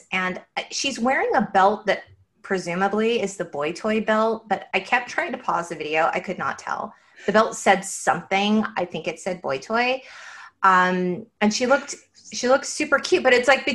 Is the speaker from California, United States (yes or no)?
yes; San Gabriel Valley, California, United States; We grew up in the San Gabriel Valley. We know suburbs and cars.